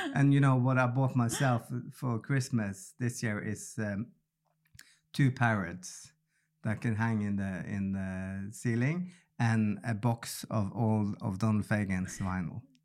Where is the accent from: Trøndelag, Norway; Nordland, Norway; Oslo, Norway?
Nordland, Norway; Bodø; accent: Bodø dialect, Nordland dialect; first language Norwegian; English is a second language; I was from Buda